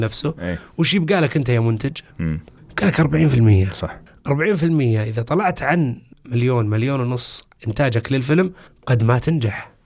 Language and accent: Arabic; Riyadh, Riyadh Province, Saudi Arabia; انا محظوظ اني من الرياض